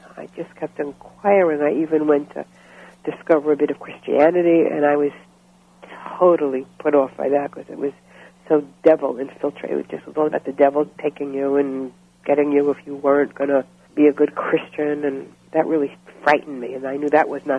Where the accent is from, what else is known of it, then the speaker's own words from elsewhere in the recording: New York City, New York, United States; also born or lived in Florida; I grew up in Brooklyn, New York.